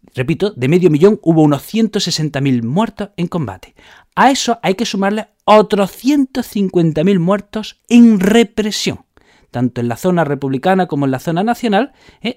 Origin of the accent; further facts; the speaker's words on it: Spain; como somos los españoles